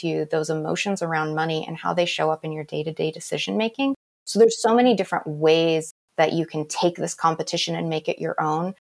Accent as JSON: {"language": "English", "area": "Navajo and Hopi reservation", "region": "Arizona", "country": "United States", "tie": "born or raised there", "said": "I grew up on the Navajo and Hopi reservation"}